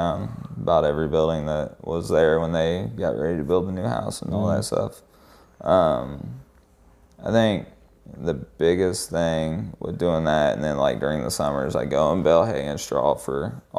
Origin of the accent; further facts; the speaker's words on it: Indiana, United States; moved away as an adult; now in Indianapolis, United States; we got family here. This will always be where Kelsey and I are from.